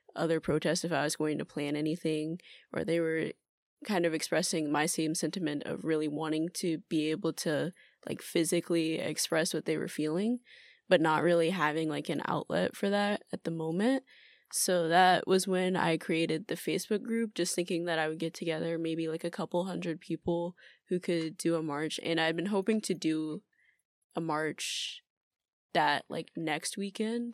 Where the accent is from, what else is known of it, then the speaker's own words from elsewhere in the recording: Atlanta, Georgia, United States; moved away as an adult; now in Tokyo, Japan; I'm originally from Atlanta, Georgia, but I've been living in Tokyo for two years now.